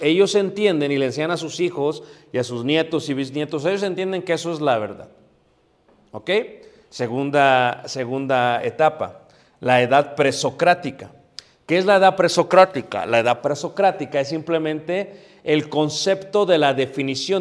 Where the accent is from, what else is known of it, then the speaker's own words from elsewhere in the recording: Mexico City, Mexico; donde me crié, en Coyoacán, en Ciudad de México